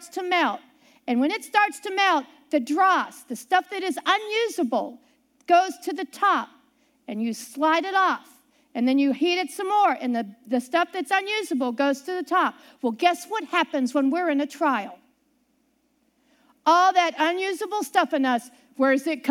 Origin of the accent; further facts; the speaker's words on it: Ohio, United States; also born or lived in Pittsburgh, Pennsylvania; I grew up near Pittsburgh, Pennsylvania. I lived all around there up until I was 6, and then my family moved to Ohio